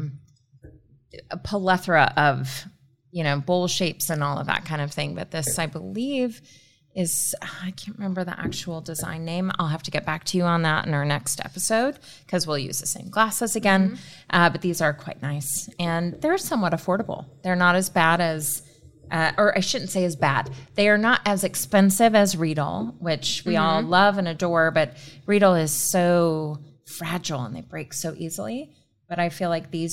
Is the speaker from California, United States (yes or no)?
yes; California, United States; I'm from California